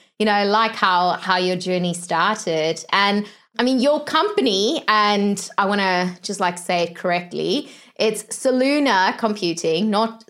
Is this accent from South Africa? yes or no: yes; South Africa; moved away; originally I'm from South Africa